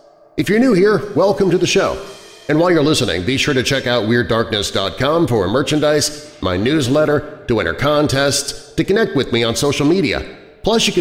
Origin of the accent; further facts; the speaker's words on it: Kansas City, United States; now in Rockford, United States; I'm from Kansas City originally